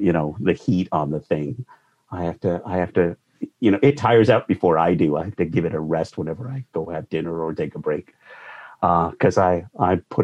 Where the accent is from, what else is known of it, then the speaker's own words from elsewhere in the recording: Calgary, Alberta, Canada; moved away as an adult; also born or lived in Vancouver; now in Toronto, Canada; I grew up in Calgary